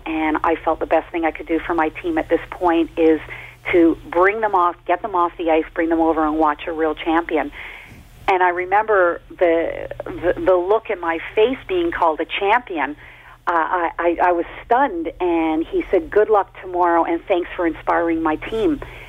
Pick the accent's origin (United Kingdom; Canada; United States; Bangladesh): Canada; To be skating not only in Canada, but in my home country was every athlete's dream.